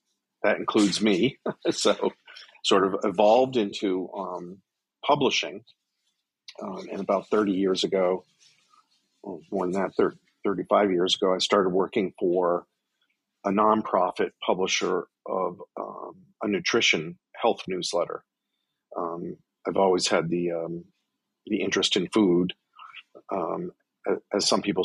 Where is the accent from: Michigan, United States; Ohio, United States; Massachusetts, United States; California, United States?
Massachusetts, United States; south of Boston; now in Washington, D.C., United States; I was born in Boston and grew up south of Boston in a coastal town